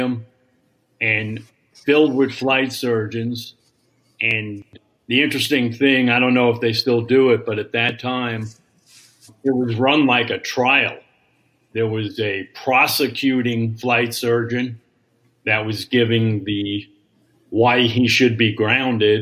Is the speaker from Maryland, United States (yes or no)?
no; New York, United States; accent: New York; I'm from New York